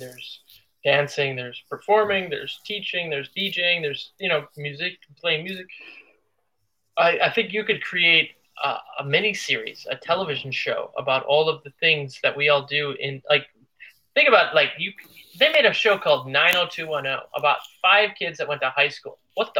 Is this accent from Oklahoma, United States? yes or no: no; Cleveland, Ohio, United States; and I came from Cleveland, Ohio, and I knew like Robin, and I knew Ney Mello